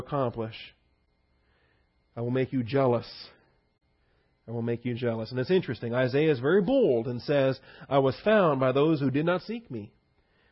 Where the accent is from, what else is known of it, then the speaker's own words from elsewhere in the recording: United States; we're American believers